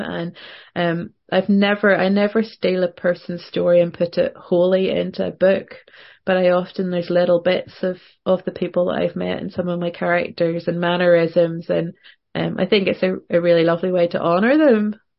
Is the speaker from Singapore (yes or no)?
no; Northern Ireland, United Kingdom; also born or lived in Portland, Oregon; being a Northern Irish writer